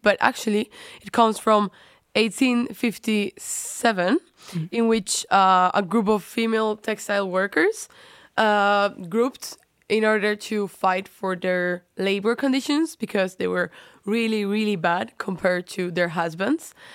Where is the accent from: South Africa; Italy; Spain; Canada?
Spain; now in Netherlands; I come from Spain.